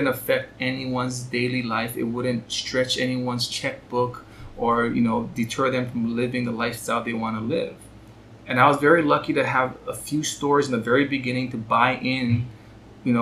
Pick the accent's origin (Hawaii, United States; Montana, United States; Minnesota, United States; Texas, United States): Hawaii, United States; I grew up here in Hawaii